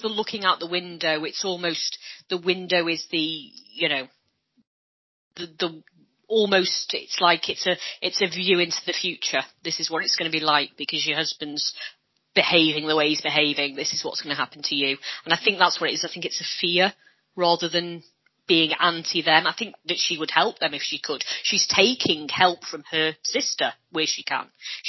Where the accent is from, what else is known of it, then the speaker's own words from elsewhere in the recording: Hull, Yorkshire and the Humber, United Kingdom; Not that I'm Welsh, I'm from Hull.